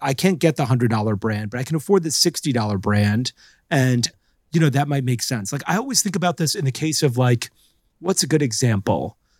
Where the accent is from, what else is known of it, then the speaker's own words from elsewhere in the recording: Florida, United States; I grew up in Florida